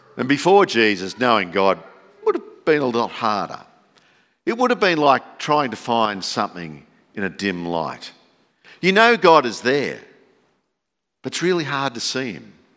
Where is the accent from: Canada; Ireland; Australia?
Australia; Campbelltown, New South Wales; moved away as an adult; also born or lived in Sydney; now in Dalby, Australia; growing up in Campbelltown, which is about the size of Dolby then, there were no light displays.